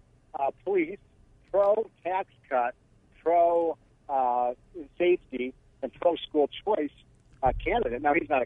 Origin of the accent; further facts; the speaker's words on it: Chicago, Illinois, United States; moved away; I'm from Illinois.